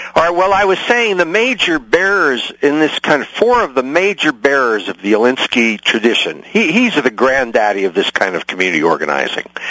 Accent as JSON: {"language": "English", "town": "San Francisco", "region": "California", "country": "United States", "also_born_or_lived": "New York", "said": "I'm, I'm from San Francisco originally"}